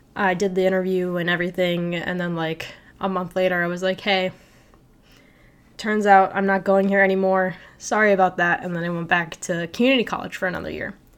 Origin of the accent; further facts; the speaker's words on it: Naperville, Illinois, United States; moved away as an adult; now in Lincoln, Nebraska, United States; I come from Naperville, Illinois